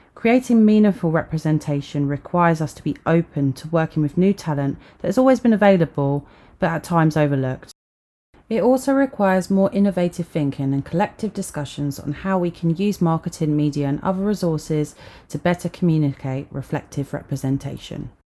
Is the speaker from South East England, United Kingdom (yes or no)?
yes; Sussex, South East England, United Kingdom; As a young mixed race girl growing up in Sussex during the 90s